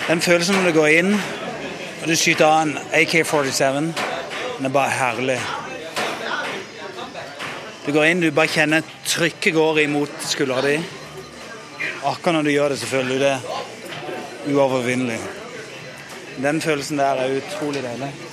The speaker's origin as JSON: {"language": "Norwegian", "country": "Norway", "said": "Men det er litt annerledes enn hjemme i Norge her."}